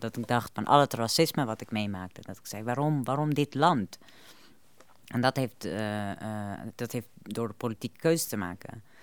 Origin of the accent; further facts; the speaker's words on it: Afghanistan; now in Netherlands; Ik kom zelf uit Afghanistan